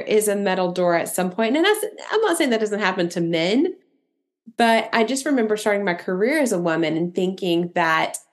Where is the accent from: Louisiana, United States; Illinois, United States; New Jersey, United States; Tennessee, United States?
Tennessee, United States; Eastern; accent: Southern; I grew up in Eastern Tennessee. So if my Southern accents comes through, like if I sound really country